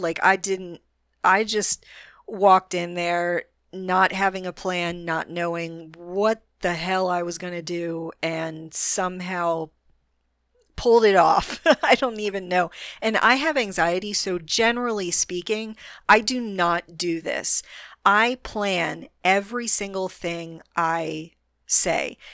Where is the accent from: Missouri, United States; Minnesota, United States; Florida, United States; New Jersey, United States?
Florida, United States; Orlando; my hometown, Orlando, Florida